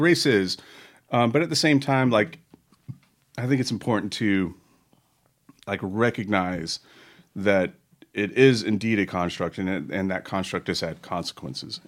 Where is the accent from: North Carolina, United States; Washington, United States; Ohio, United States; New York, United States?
North Carolina, United States; Charlotte; I'm from Charlotte, North Carolina, home of the, home of the Charlotte Motor Speedway